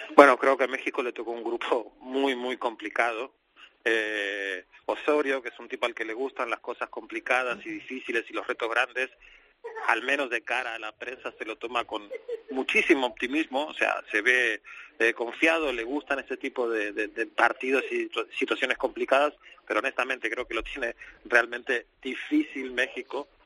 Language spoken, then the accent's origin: Spanish; Argentina